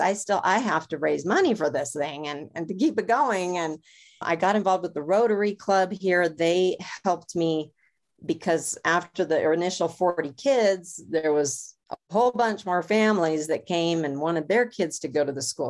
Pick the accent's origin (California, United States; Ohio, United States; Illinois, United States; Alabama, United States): California, United States; Los Angeles; moved away; I grew up in Los Angeles